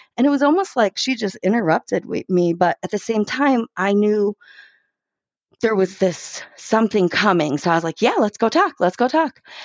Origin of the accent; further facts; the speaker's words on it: Chicago, Illinois, United States; I grew up in Chicago